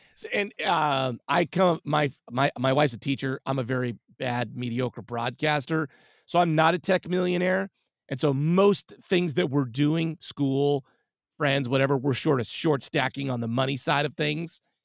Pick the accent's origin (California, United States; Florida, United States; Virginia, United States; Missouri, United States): California, United States; Whittier; now in San Francisco, United States; I was born and raised in Southern California in a lovely hamlet called Whittier